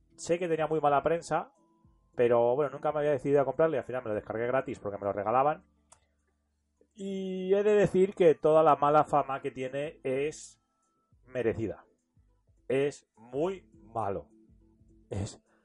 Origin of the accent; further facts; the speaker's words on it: Talavera de la Reina, Castilla-La Mancha, Spain; yo soy de Talavera de la Reina